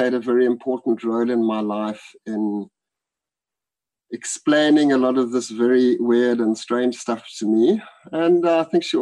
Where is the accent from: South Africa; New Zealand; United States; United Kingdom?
South Africa; I grew up in South Africa in the times of apartheid